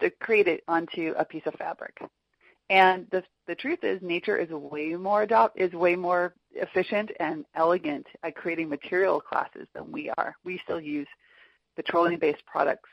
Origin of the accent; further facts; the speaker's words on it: Orange County, Southern California, United States; I grew up in Orange County, which is Southern California near Los Angeles